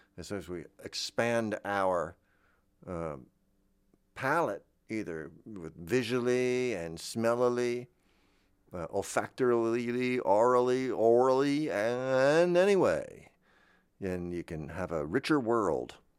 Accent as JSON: {"language": "English", "region": "Florida", "country": "United States", "tie": "born or raised there", "said": "I grew up in Florida"}